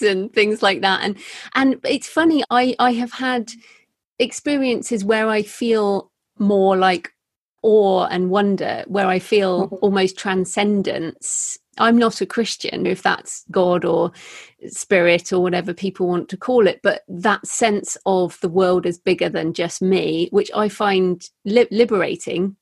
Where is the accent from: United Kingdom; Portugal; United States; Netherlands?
United Kingdom; England; my culture as an English person